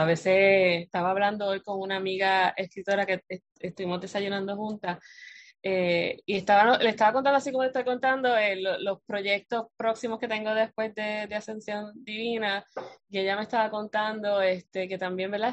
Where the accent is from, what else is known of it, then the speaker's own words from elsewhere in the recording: Puerto Rico; aquí en, la isla archipiélago, somos archipiélago de Puerto Rico